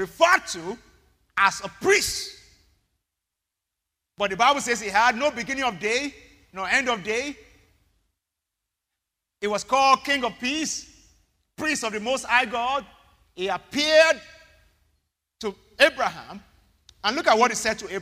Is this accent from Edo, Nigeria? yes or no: no; Ibadan, Oyo, Nigeria; now in Lagos, Nigeria; I grew up in Ibadan.